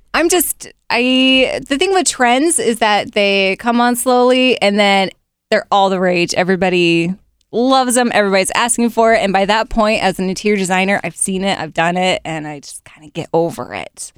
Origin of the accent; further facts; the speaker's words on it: Provo, Utah, United States; now in Central Ohio, United States; I'm from Provo